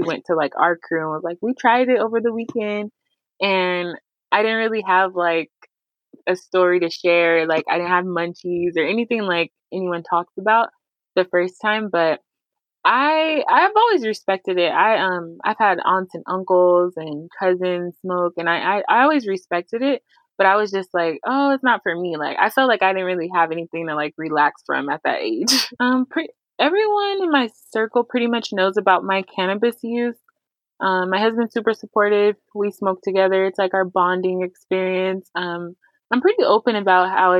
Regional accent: Pasadena, California, United States; now in Rancho Cucamonga, United States; I live in Rancho Cucamonga, and I'm originally from Pasadena, California

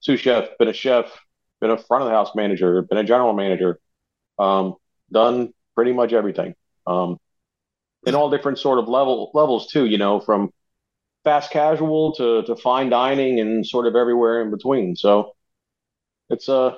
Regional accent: New Jersey, United States; moved away as an adult; also born or lived in Charlotte, North Carolina; now in Asheville, United States; Born and raised in New Jersey. Moved to the Carolinas when I was 24

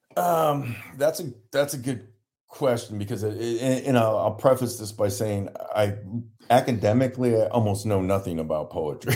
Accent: Ohio, United States; now in San Diego, United States; I'm from Ohio

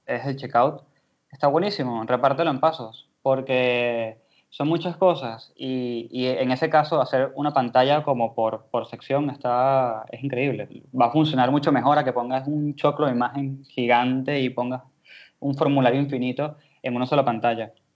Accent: Venezuela; moved away as an adult; now in Argentina; yo soy de Venezuela, ya tengo tres años acá

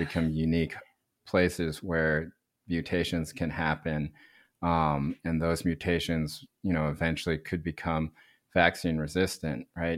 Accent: North Carolina, United States; I grew up in North Carolina

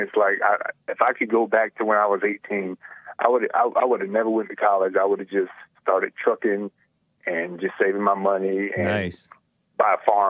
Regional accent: Georgia, United States; I'm from Georgia

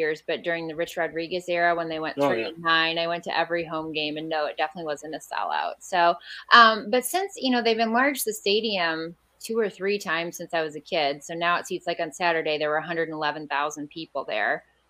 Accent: Defiance, Ohio, United States; now in South Bend, United States; I'm from Defiance, Ohio originally.

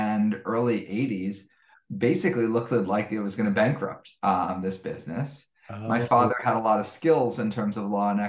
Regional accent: New York City, New York, United States; I grew up in Greenwich Village in New York City

